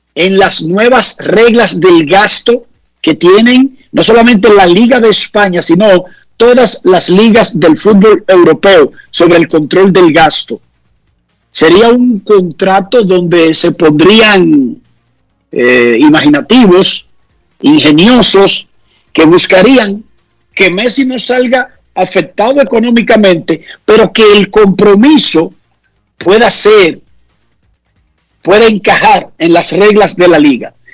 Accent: Dominican Republic

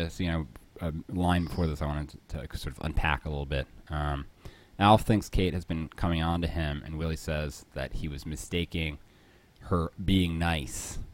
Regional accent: Philadelphia, Pennsylvania, United States; I grew up in Philly

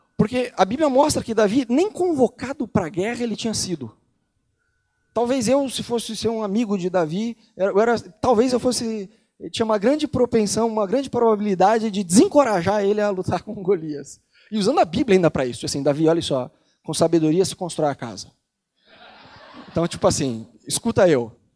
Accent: Brazil; moved away as an adult; also born or lived in Rio de Janeiro; now in Buenos Aires, Argentina; Eu nasci no Brasil, sou brasileiro

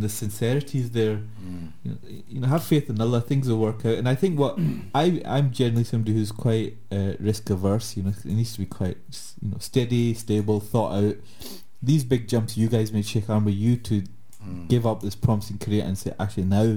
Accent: Glasgow, Scotland, United Kingdom

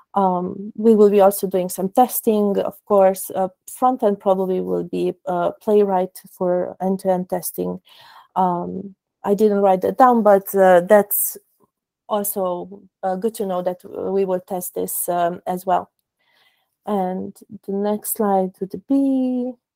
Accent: Cluj-Napoca, Cluj County, Romania; I am also from Romania, Cluj Napoca.

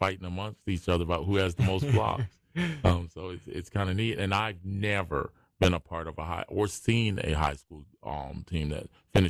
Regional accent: Philadelphia, Pennsylvania, United States; But mine, I grew up like in Philadelphia.

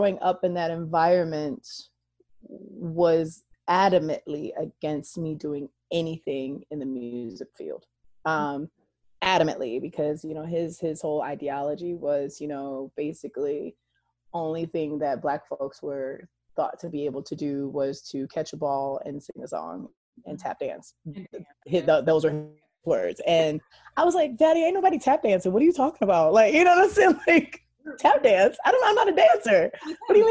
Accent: Troy, Michigan, United States; moved away; also born or lived in Pontiac, Michigan / Mississippi; well, I am originally from Oakland County, Michigan

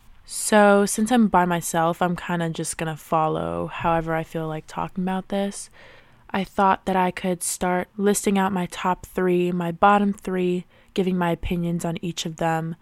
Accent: Maryland, United States; in the area that I grew up in Maryland, there are a few pretty great Sonics

